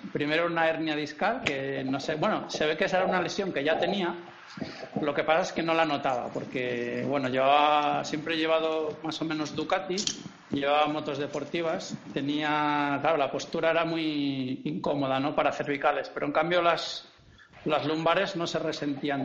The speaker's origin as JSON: {"language": "Spanish", "town": "Valladolid", "region": "Castile and León", "country": "Spain", "also_born_or_lived": "Canary Islands", "moved": "as an adult", "lives_now": "Catalonia, Spain", "said": "Yo soy de Valladolid"}